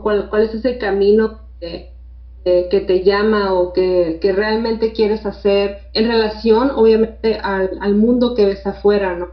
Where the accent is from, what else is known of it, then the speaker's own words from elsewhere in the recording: Tijuana, Baja California, Mexico; aquí de México, de Tijuana, nací en Tijuana